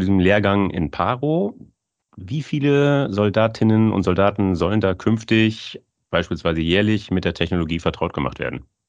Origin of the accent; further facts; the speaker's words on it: Germany; Ich, ich bin aus Friese